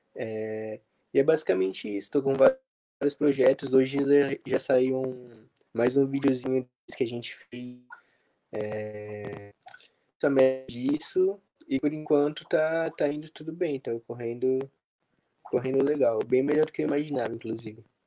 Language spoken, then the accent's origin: Portuguese; São Vicente, São Paulo, Brazil; Eu sou de São Vicente, aqui da cidade náutica